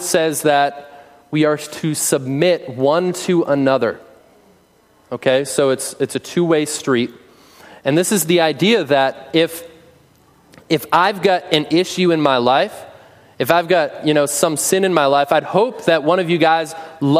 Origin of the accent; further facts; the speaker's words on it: United States; we as American Christians